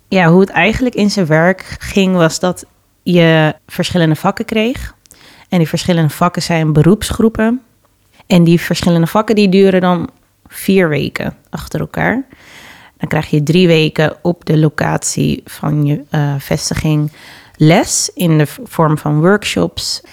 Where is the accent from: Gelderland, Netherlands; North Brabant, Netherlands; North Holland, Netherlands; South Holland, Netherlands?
North Holland, Netherlands; Amsterdam; also born or lived in Suriname (parents); ik ben in Amsterdam Oost geboren, negentien zesennegentig, en ben na twee jaar naar Noord verhuisd met mijn ouders. En daar heb ik gewoond totdat ik zestien was ongeveer.